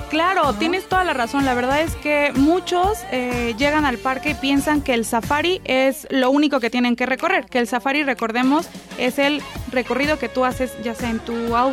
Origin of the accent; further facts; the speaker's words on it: Puebla, Mexico; somos orgullosamente poblanos y de poblanos para los poblanos.